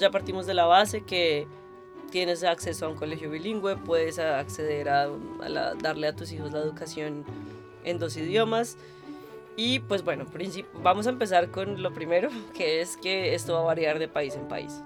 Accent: Bogotá, Colombia; now in Berlin, Germany; creciendo para mí en Colombia, en Bogotá más específicamente

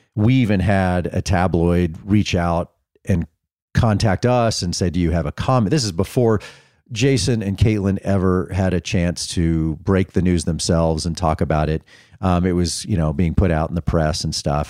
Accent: Dallas, Texas, United States; moved away; we're diehard Texas people from growing up in Dallas

